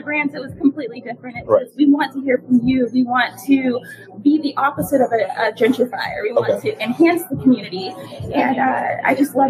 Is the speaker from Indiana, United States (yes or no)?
no; California, United States; Being in LA, growing up in California, My people are actually from New Orleans.